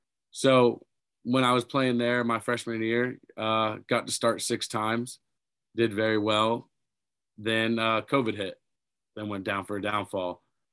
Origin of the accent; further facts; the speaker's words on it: Daytona Beach, Florida, United States; Yeah, I grew up in Daytona Beach, Florida.